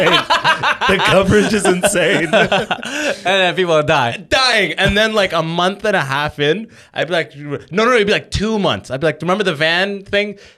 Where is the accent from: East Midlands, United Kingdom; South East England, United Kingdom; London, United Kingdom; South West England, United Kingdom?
London, United Kingdom; I'm, I'm from London, by the way.